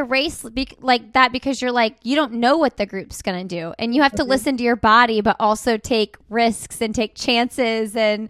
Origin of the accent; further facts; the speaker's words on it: Indiana, United States; I'm from Indiana, so I claim it too.